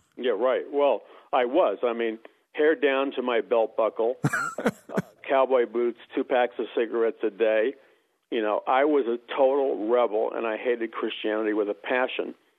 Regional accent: New York City, New York, United States; moved away; also born or lived in Missouri; I grew up in New York City

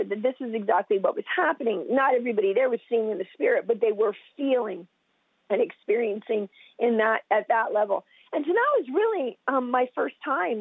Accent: United States; I'm from the United States

